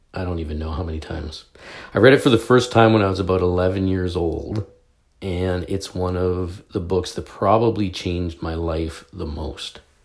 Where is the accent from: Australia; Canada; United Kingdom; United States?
Canada; I'm a Canadian.